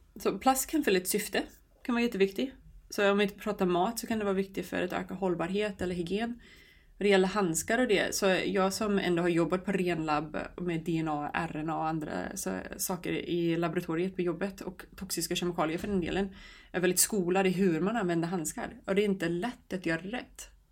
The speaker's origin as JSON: {"language": "Swedish", "region": "New York", "country": "United States", "tie": "born or raised there", "moved": "yes", "lives_now": "Sweden", "said": "Jag kommer från New York och växte upp på en ö utanför New York City där det fanns väldigt fina stränder."}